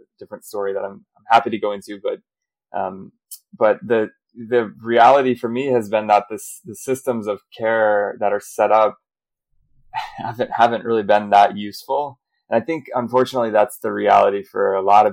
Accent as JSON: {"language": "English", "country": "United States", "accent": "American", "moved": "as an adult", "lives_now": "Europe", "said": "I'm American, you can hear from my accent, but living in Europe"}